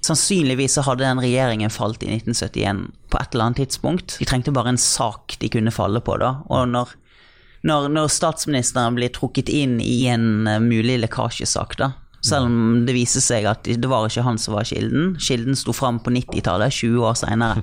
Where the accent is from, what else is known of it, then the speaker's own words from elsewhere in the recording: Bergen, Vestland, Norway; Trude Drevland da, fra min hjemby